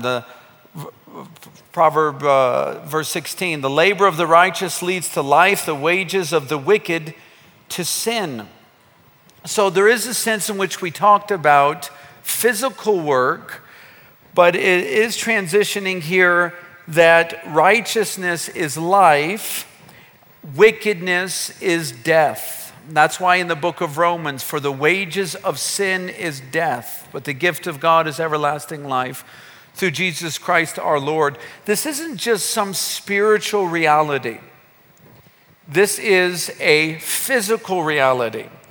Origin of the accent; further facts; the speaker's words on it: United States; moved away as an adult; now in Kenya; growing up in America